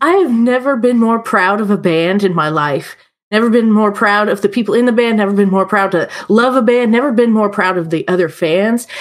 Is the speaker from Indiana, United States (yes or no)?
yes; Indianapolis, Indiana, United States; also born or lived in Evansville; now in Terre Haute, United States; I grew up in Indy